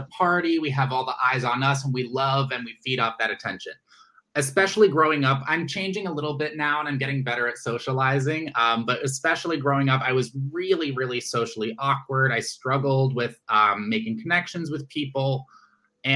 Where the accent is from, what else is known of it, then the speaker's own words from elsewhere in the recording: Washington, District of Columbia, United States; I am originally from Washington, D.C.